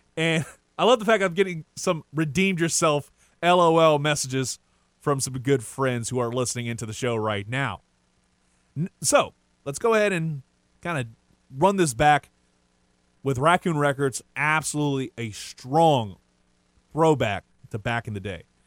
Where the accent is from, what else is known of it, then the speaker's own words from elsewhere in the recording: Lafayette, Louisiana, United States; I'm from Lafayette, Louisiana, born and raised, and more towards the Carricker area